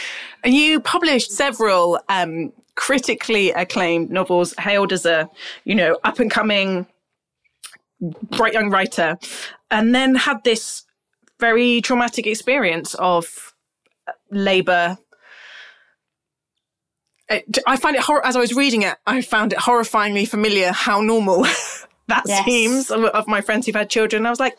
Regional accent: United Kingdom; because we're British people and it's in our DNA.

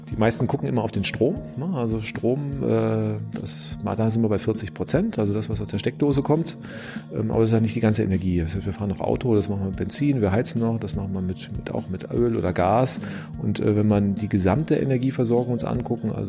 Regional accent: Frankfurt am Main, Hesse, Germany; also born or lived in Karlsruhe / Spain; now in Berlin, Germany; studiert habe ich in Karlsruhe, das ist also in Süddeutschland, aufgewachsen in Frankfurt am Main und ja, dann habe ich in Berlin meine Doktorarbeit gemacht, war dann noch ein paar Jahre in Spanien, jetzt dann wieder in Berlin.

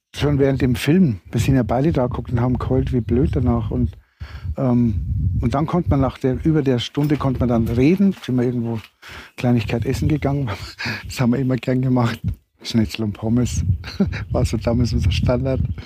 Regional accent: Regensburg area, Bavaria, Germany; moved away; ich komme ja aus der Regensburger Gegend

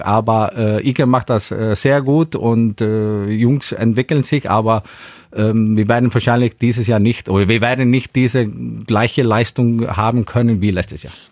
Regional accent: Iceland; moved away as an adult; also born or lived in Spain; now in Schillerslage, Germany; ich irgendwann hier lande, über Spanien, aus Island hierher

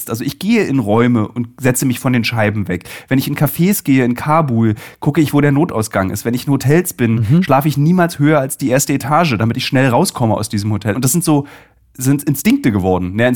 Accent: Berlin, Germany; So, also ich bin ja Berliner

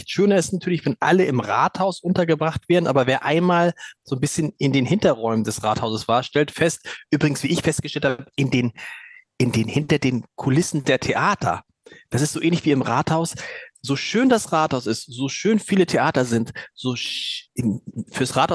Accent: Hamburg, Germany; wo man als Hamburger sagt, ja, danke, wissen wir.

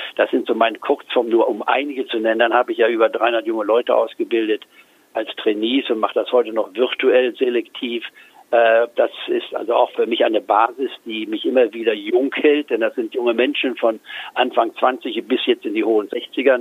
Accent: Goslar, Lower Saxony, Germany; moved away as an adult; also born or lived in Leipzig / Tübingen / Edinburgh / Hamburg; bin dann im Goslar, der Reichsverein und Bauernstadt, nicht wahr, die über 1000 Jahre alt ist, aufgewachsen

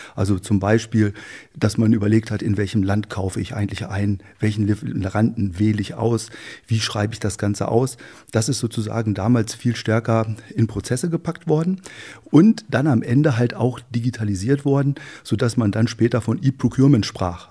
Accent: Wolfsburg, Lower Saxony, Germany; moved away; also born or lived in Helmstedt; bin in, äh, in Wolfsburg, genauer gesagt im, äh, im Ortsteil Hattorf, das ist ein Dorf, eingemeindetes Dorf von Wolfsburg, aufgewachsen

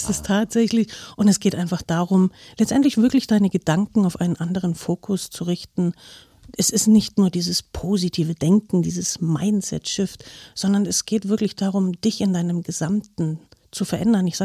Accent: East Germany, Germany; Ich war früher ähm, sehr lange in DDR-Zeit, also ich bin aus der DDR, war ich Leistungssportlerin

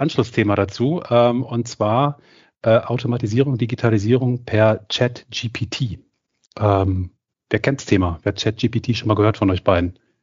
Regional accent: Cologne, North Rhine-Westphalia, Germany; als Kölner

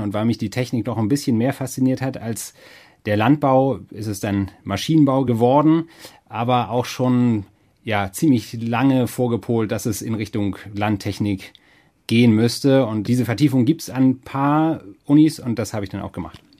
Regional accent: Germany; ich bin auf dem Dorf aufgewachsen in der Nähe von Hamburg

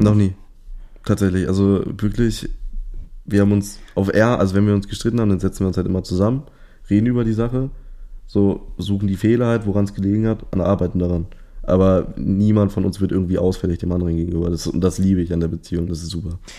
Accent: Hanover, Lower Saxony, Germany; ich komme ursprünglich aus Hannover.

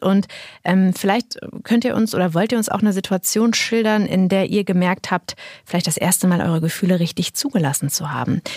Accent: near Münsterland, North Rhine-Westphalia, Germany; moved away; Ich komme ja auch aus der Nähe

